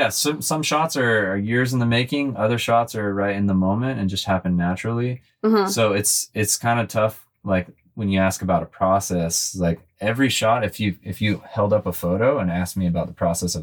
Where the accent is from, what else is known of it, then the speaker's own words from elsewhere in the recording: California, United States; I grew up in California surfing and skateboarding and snowboarding and stuff like